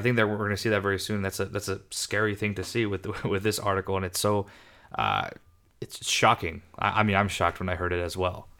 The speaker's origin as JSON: {"language": "English", "country": "United States", "tie": "born or raised there", "said": "I was born in the States"}